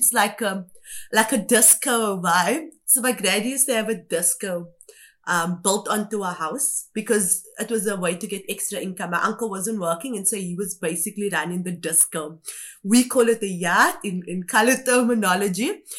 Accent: Kimberley, Northern Cape, South Africa; born there; So with me, I was born in Kimberley, which is the Northern Cape. It's a province here in South Africa.

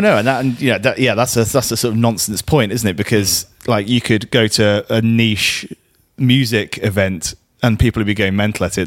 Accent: Guernsey; we're in Guernsey here. We're from Guernsey

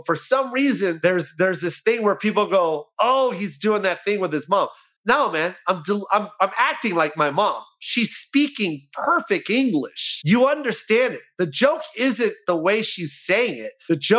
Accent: United States; I hate telling people I'm half Filipino, half white

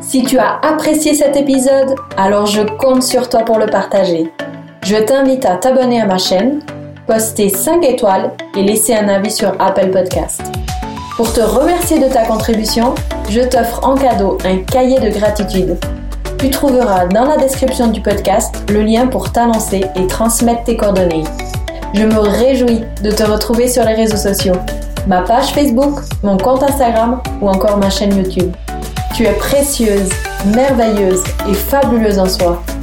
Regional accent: Switzerland; je viens de Suisse

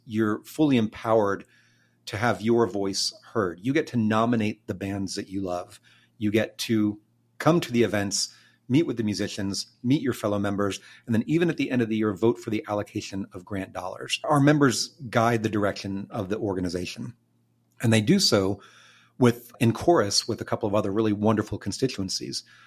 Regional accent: Austin, Texas, United States; I grew up in Tarrytown and Clarksville, a couple of pretty central neighborhoods around here

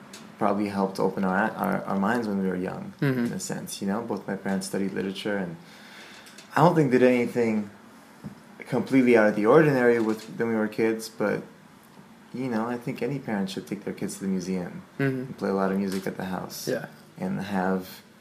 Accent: Montreal, Quebec, Canada; growing up in Montreal

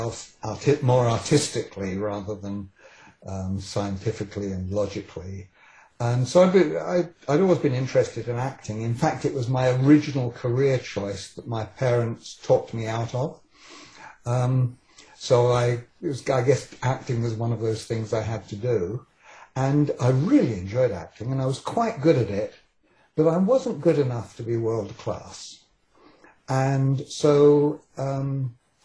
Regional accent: England, United Kingdom; accent: British; moved away as an adult; now in Vancouver, Canada; born in England and came here quite young. I was 27 when I came here

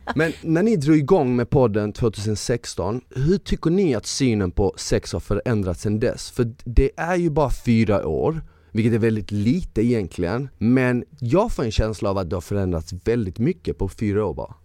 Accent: Malmö, Skåne, Sweden; moved away; jag är från Malmö

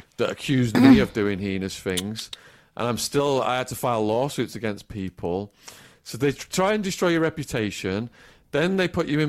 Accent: Widnes, North West England, United Kingdom; moved away; my mum in my hometown of Widnes

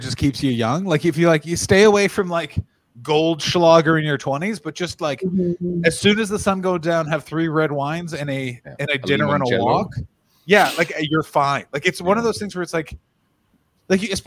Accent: Canada; I am a Canadian

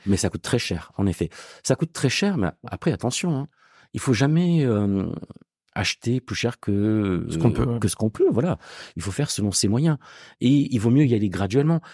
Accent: Gard, Occitania, France; also born or lived in Marseille / Montpellier; now in Paris, France; je suis pas marseillais, je suis du sud. Moi, je suis originaire du Gard

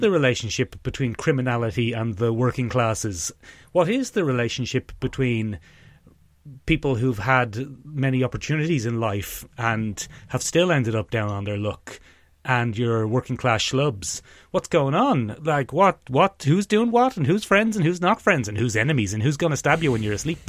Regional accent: Ireland; as Irish people of our approximate generation

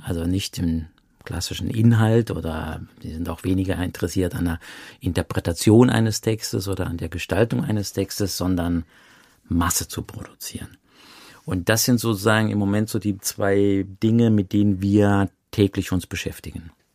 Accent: Saarland, Germany; ich komme ja aus dem Saarland, ich bin ja im Saarland geboren.

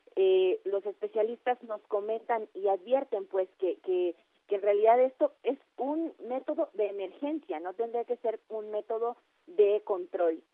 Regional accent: Mexico

